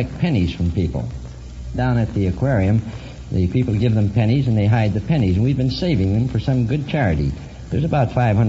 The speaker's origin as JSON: {"language": "English", "town": "Vancouver", "region": "British Columbia", "country": "Canada", "also_born_or_lived": "Hermosa Beach, California", "moved": "yes", "lives_now": "United States", "said": "Well, I was from Canada, from Vancouver, but I've been in the United States many years."}